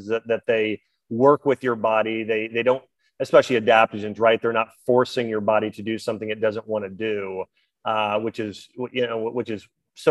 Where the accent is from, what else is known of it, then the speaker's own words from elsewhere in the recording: Ohio, United States; moved away; I'm from Ohio originally